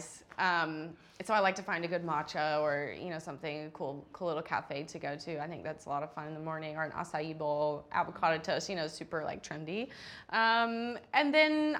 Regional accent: Charleston, South Carolina, United States; I grew up in Charleston playing on green clay

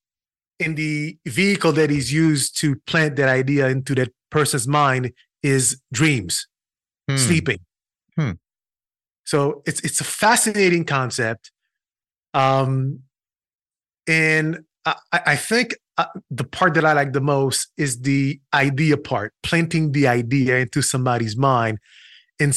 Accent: Haiti; moved away as an adult; also born or lived in Brooklyn, New York; now in United States; I was born and raised in Haiti. I spent 18 years in Haiti.

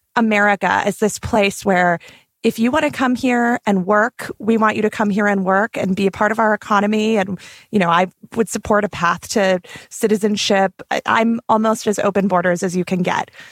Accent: the West, United States; also born or lived in Arizona; as a Westerner, as a person who grew up going to school, going to public high school with dreamers

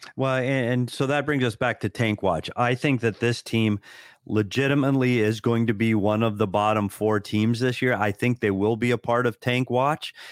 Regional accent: United States; as an American, working around a bunch of Canadians all the time

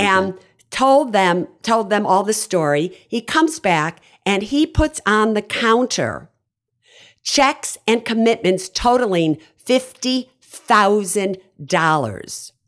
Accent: Chicago, Illinois, United States; moved away as an adult; also born or lived in Berkeley, California; I grew up on the South Side of Chicago

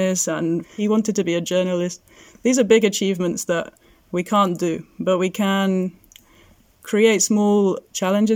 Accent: England, United Kingdom; moved away as an adult; now in Greece; we are an English and Syrian couple

